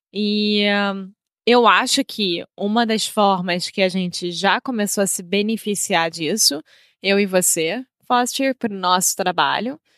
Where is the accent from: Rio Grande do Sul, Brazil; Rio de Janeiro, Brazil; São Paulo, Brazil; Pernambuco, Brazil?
Rio de Janeiro, Brazil; now in Portugal; Eu sou brasileira, carioca do Rio de Janeiro.